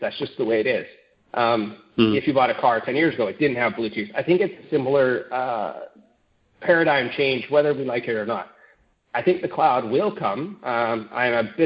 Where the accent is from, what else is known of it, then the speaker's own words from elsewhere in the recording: Canada; as a Canadian